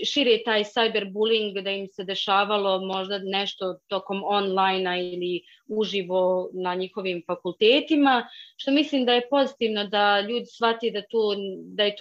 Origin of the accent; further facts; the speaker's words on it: Bosnia & Herzegovina